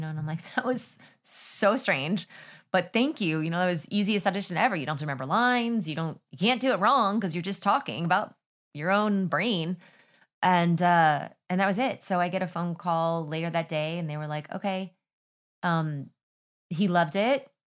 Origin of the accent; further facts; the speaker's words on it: Texas, United States; I was kind of like, I'm from Texas, da, da, da, da.